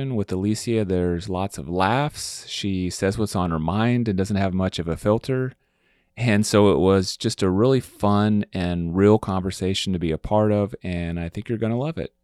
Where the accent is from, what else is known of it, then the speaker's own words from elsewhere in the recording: Kansas City, Missouri, United States; now in Austin, United States; I'm from the Kansas City area